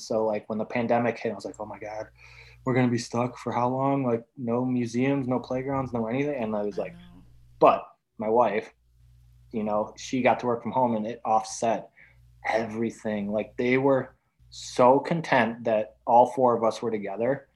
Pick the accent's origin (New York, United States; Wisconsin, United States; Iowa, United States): Wisconsin, United States; now in Illinois, United States; I grew up in Wisconsin